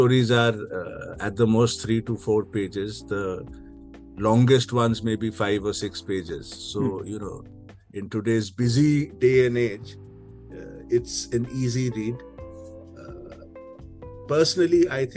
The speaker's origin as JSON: {"language": "English", "town": "Kolkata", "region": "West Bengal", "country": "India", "tie": "born or raised there", "also_born_or_lived": "Mumbai, India / London, United Kingdom", "moved": "as an adult", "said": "I came back to India, to my hometown in Calcutta, to run my family business, which is homeopathy"}